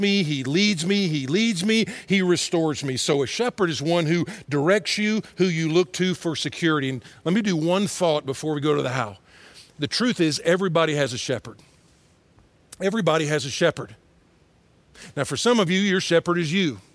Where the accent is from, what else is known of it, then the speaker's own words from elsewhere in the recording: Atlanta, Georgia, United States; moved away; also born or lived in Texas; I grew up in Atlanta and then in Texas.